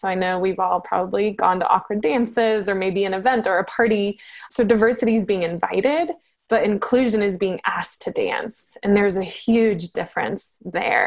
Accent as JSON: {"language": "English", "country": "Colombia", "said": "I'm originally from Colombia"}